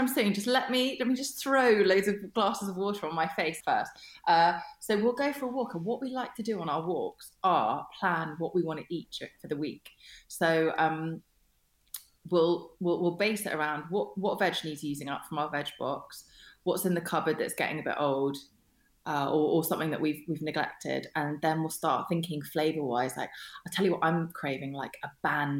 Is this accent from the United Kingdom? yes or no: yes; Kingston upon Thames, London, United Kingdom; also born or lived in Germany; the one that I grew up in Kingston, is by Richmond Park